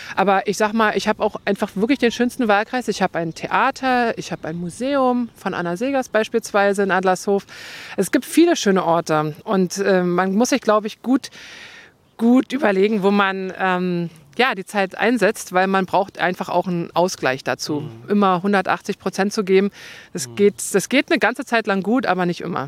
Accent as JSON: {"language": "German", "region": "northern Brandenburg", "country": "Germany", "moved": "yes", "said": "ich komme ja aus dem Norden von Brandenburg"}